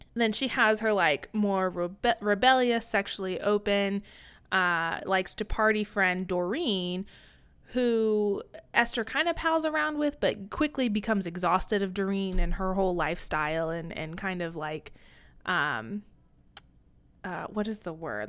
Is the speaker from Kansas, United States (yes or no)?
yes; Kansas, United States; I grew up in Kansas